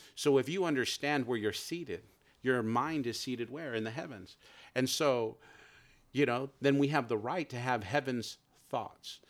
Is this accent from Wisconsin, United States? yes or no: no; San Jose, California, United States; now in Merced, United States; I grew up in San Jose, California